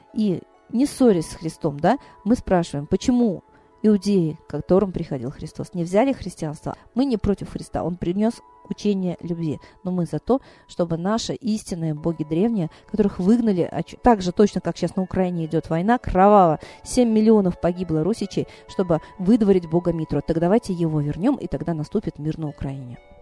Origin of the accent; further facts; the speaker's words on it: Russia; Они знали, что я из России